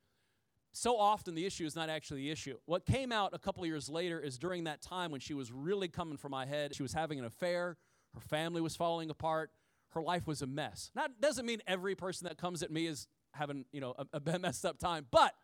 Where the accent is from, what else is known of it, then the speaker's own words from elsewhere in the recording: Midwest, United States; I'm from the country. I'm from the Midwest